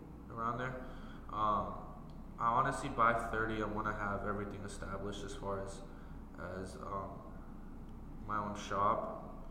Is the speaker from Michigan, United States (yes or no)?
no; Iowa, United States; we're just from Iowa